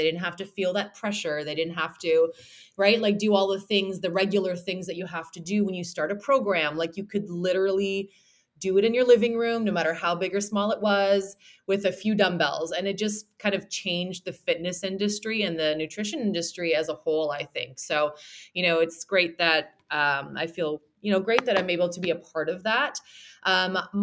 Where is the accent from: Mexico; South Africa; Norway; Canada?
Canada; Toronto, Ontario; accent: Canadian; I do mostly online nutrition coaching, as well as online training, and then also in-person training in Toronto, because I am from Toronto, Canada